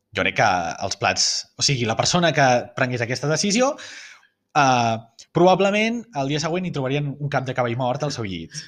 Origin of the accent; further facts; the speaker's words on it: Barcelona, Catalonia, Spain; la meva visió com a barceloní